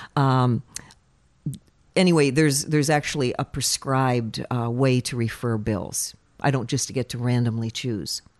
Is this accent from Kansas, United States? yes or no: no; Fairbanks, Alaska, United States; Born and raised in Fairbanks